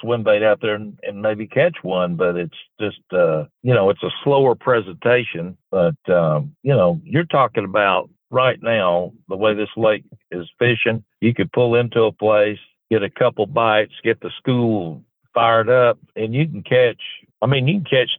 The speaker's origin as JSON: {"language": "English", "town": "Columbus", "region": "Georgia", "country": "United States", "tie": "born or raised there", "said": "Me and Jack Tibbs, the mayor, we grew up in Columbus, Georgia, went to the same high school"}